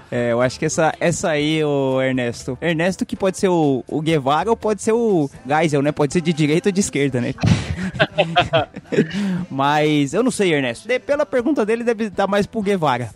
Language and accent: Portuguese; São Paulo, Brazil; nós três aqui somos aqui da capital de São Paulo